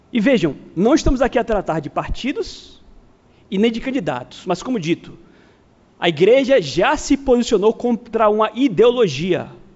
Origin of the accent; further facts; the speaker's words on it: Brazil; somos brasileiros